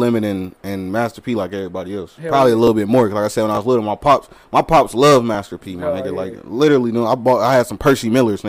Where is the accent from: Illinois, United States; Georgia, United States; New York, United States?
Georgia, United States; Atlanta; I'm from Atlanta.